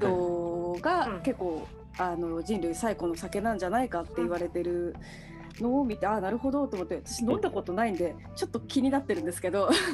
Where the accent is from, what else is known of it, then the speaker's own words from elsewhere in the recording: Japan; 日本で、まあ、生まれ育っている